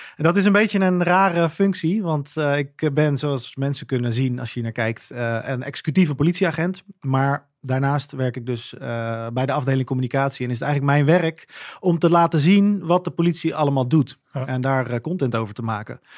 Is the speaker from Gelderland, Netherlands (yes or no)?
no; Gouda, South Holland, Netherlands; Ik kom denk ik uit een vrij eh, doorsnee gezin uit Gouda